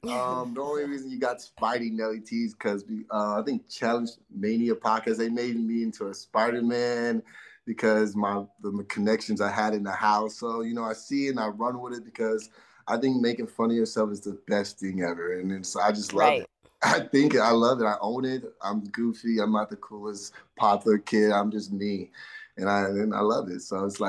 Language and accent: English; Inglewood, California, United States; especially growing up in Inglewood, you know, didn't have the right head on my shoulders back then.